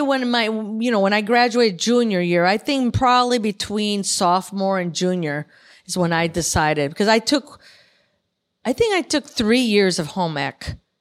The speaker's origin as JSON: {"language": "English", "town": "Chicago", "region": "Illinois", "country": "United States", "tie": "born or raised there", "moved": "yes", "lives_now": "California, United States", "said": "born and raised in Chicago."}